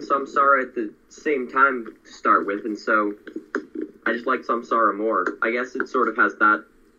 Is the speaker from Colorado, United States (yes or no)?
yes; Colorado, United States; I'm from Colorado.